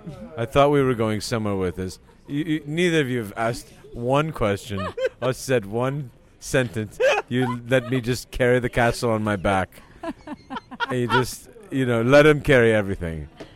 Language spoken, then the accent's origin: English; England, United Kingdom; I'm from England.